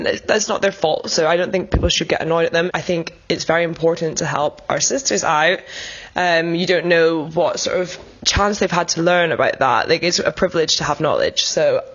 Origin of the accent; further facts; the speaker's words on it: Edinburgh, Scotland, United Kingdom; moved away as an adult; now in London, United Kingdom; I'm originally from Edinburgh in Scotland, but I've been living in London for a couple of years now